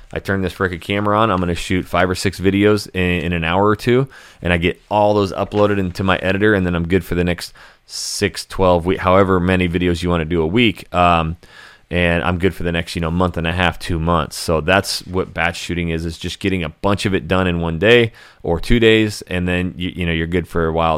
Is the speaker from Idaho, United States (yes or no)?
yes; Hayden, Idaho, United States; also born or lived in Coeur d'Alene, Idaho; born and raised Idaho, and I grew up in Coeur d'Alene, er, in, in North Idaho. I was actually in Hayden, Idaho.